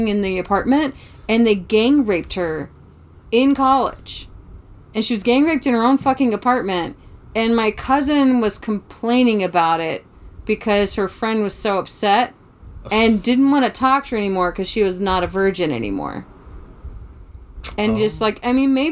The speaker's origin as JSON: {"language": "English", "town": "Savannah", "region": "Georgia", "country": "United States", "tie": "born or raised there", "moved": "yes", "said": "I grew up in Savannah, Georgia."}